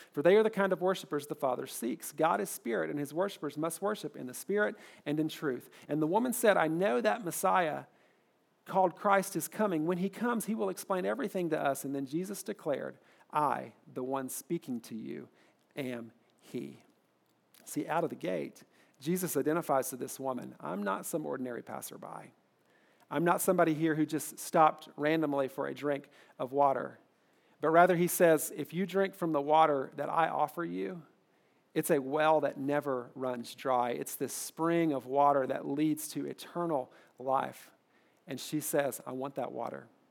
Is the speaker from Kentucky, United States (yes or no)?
yes; Kentucky, United States; I'm from Kentucky